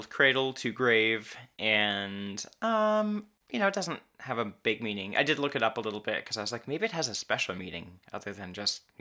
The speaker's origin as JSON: {"language": "English", "country": "United States"}